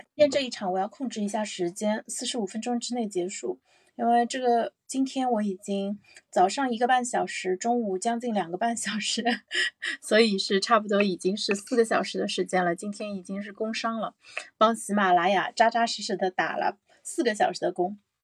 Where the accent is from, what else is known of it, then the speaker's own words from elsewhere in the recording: Zhejiang, China; now in Shanghai, China; 我老家是浙江嘛，我们那儿其实是没有吃饺子的习惯